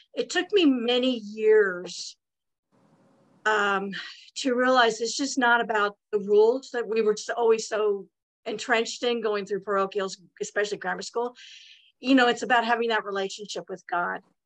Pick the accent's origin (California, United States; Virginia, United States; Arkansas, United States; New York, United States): California, United States; Santa Monica; I was born in Santa Monica, California. I'm a native Californian